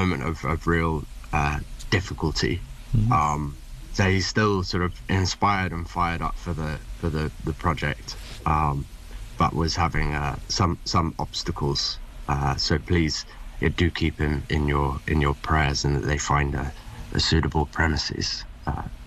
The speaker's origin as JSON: {"language": "English", "region": "England", "country": "United Kingdom", "tie": "born or raised there", "said": "moved back to England where I was born."}